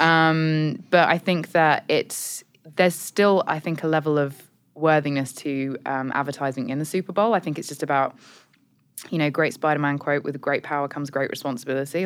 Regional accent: United Kingdom; accent: British; moved away; as you can tell from my accent, I'm British

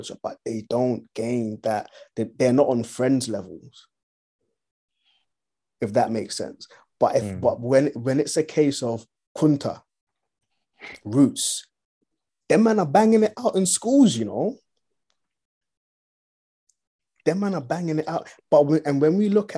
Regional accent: Ghana; I was born in Ghana, and for all I know, all of my like people that came before me, immediately before me, were all born and raised in Ghana.

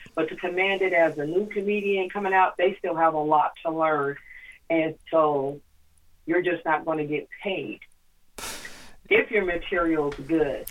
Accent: Tacoma, Washington, United States; I'm from Tacoma like you are.

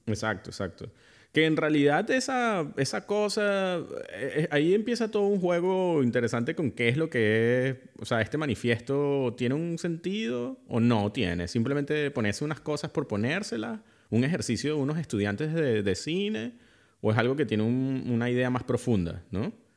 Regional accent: Venezuela; now in Germany; yo nací en Venezuela

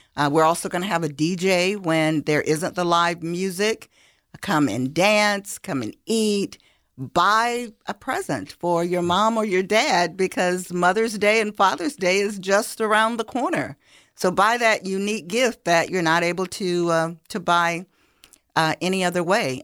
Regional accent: Sparta, Georgia, United States; I'm from Hancock County

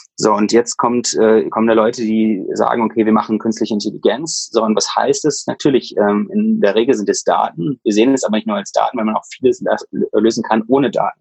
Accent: Düsseldorf, North Rhine-Westphalia, Germany; ich bin aufgewachsen in Düsseldorf

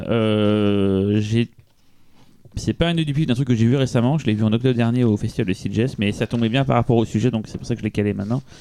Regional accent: Spain; accent: Spanish; French is a second language; Je vais le dire avec euh, mon accent espagnol qui n'est

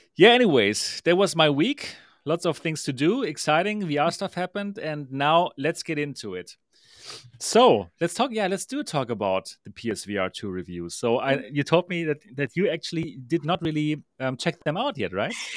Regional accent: Germany

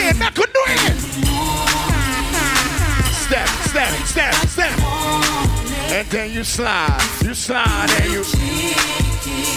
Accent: Florida, United States; I went to school here

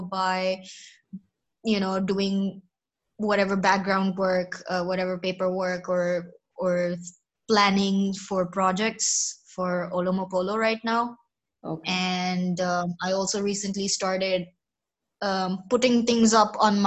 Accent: Pakistan; I basically grew up here in Pakistan

